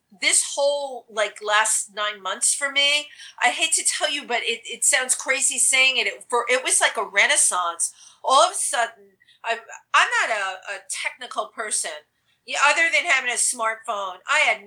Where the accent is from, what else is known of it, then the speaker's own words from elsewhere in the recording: New York City, New York, United States; I'm a kid from the Bronx